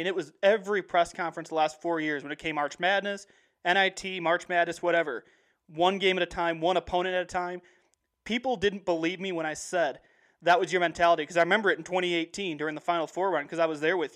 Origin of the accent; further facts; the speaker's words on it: Central Illinois, United States; I live in Central Illinois. So to give you an idea, if you don't know where my hometown is, I'm about 45 minutes north of Illinois State